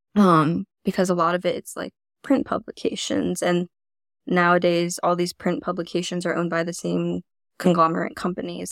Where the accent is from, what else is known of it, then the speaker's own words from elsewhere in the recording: Florida, United States; also born or lived in China; now in New York City, United States; I grew up in Florida on the East Coast